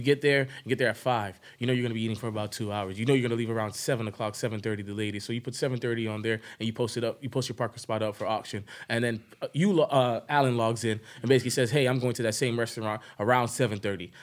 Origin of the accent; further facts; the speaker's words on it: Broward County, Florida, United States; I really grew up in Broward County